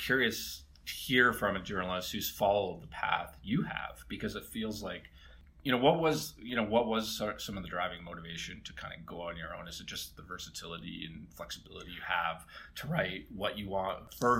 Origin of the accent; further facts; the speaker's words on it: Calgary, Alberta, Canada; moved away as an adult; also born or lived in Ontario; I remember being an Albertan, growing up in Alberta, going to Ontario for school